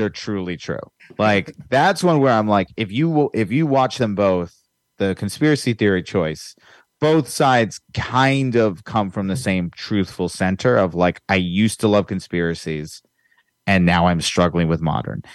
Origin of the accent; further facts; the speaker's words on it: Virginia, United States; now in Los Angeles, United States; I'm from Virginia